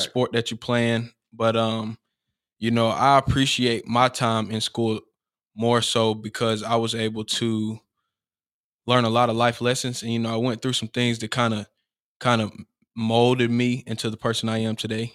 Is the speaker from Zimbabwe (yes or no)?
no; Cartersville, Georgia, United States; I uh grew up on Arbor Street. Right. You know, um, and obviously, like you said, I'm from Cartersville